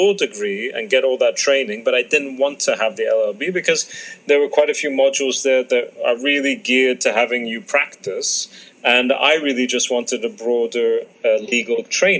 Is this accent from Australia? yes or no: no; London, United Kingdom; also born or lived in Cairo, Egypt / Abu Dhabi, United Arab Emirates; I split my upbringing between the Arab world and the UK, so between London, Cairo, and Abu Dhabi.